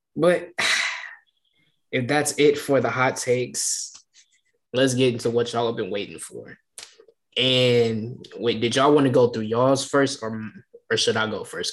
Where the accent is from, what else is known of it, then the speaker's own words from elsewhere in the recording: Detroit, Michigan, United States; I'm from Detroit